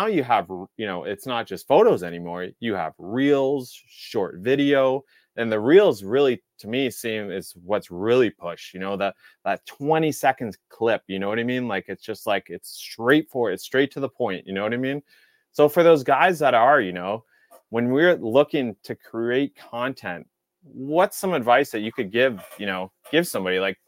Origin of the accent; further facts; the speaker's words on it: Lower Mainland, near Vancouver, West Coast of Canada, British Columbia, Canada; I grew up on the West Coast of Canada, and the West Coast being Vancouver area. It was the Lower Mainland, but very close to Vancouver